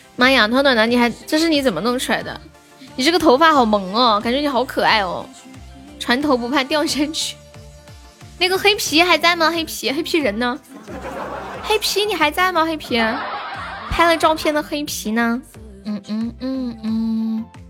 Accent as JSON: {"language": "Chinese", "region": "Sichuan", "country": "China", "accent": "Sichuanese", "said": "我们四川话说 Happy 是这么说的"}